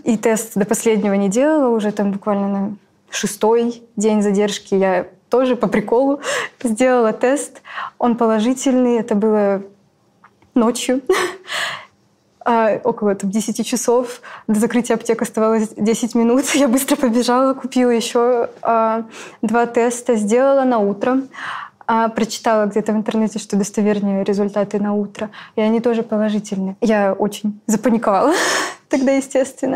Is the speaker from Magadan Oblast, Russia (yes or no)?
yes; Magadan, Magadan Oblast, Russia; moved away as an adult; now in Novosibirsk, Russia; я вообще из Магадана. Переехала в Новосибирск